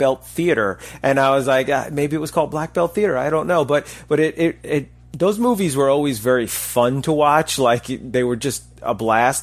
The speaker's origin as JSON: {"language": "English", "region": "New York", "country": "United States", "tie": "born or raised there", "said": "growing up in New York, before we had cable TV"}